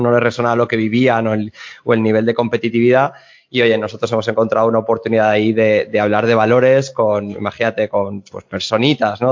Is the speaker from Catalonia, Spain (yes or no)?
no; Alzira, Valencian Community, Spain; Yo estoy en, en mi pueblo, en Alcira, a media hora de Valencia